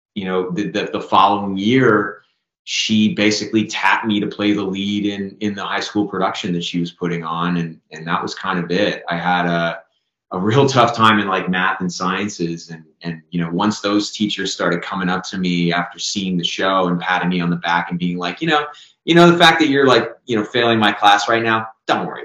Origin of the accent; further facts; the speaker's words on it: Canada; as a Canadian actor